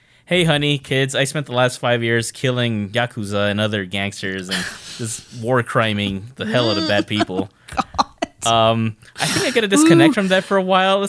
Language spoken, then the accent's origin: English; Texas, United States; I'm from Texas, but I'm not from that part of Texas.